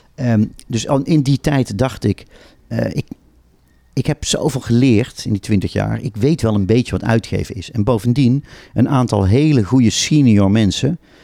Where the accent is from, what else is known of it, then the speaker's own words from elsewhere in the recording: Tilburg, North Brabant, Netherlands; now in Amsterdam, Netherlands; Ik kom ook uit Tilburg